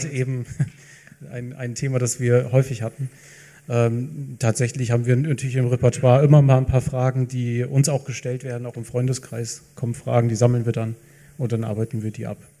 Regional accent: Lower Saxony, Germany; moved away as an adult; now in Franconia, Germany; Niedersachsen, ich bin zugereist, aber ich, wenn ich jetzt rechne, nächstes Jahr bin ich länger hier als in Niedersachsen.

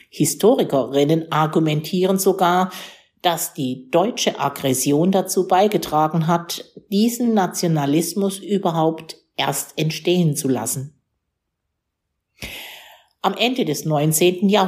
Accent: Qingdao, Shandong, China; Ich bin in Qingdao geboren und aufgewachsen, in den meandernden Straßen und den rotdachigen Häusern des alten deutschen Viertels.

